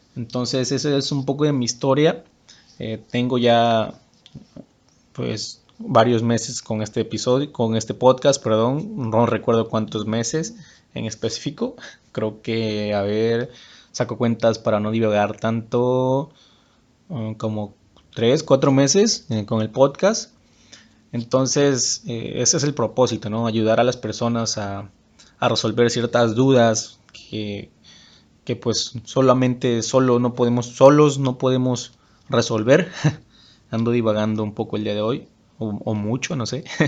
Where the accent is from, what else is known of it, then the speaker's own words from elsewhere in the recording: Huimanguillo, Tabasco, Mexico; moved away as an adult; also born or lived in Villahermosa; yo soy originario de Huimanguillo, Tabasco. Es un pueblo que está en el estado de Tabasco.